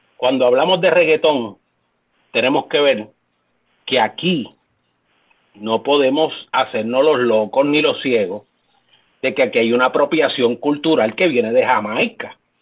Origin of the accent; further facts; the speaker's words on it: Puerto Rico; nuestra cultura como latinos, como puertorriqueños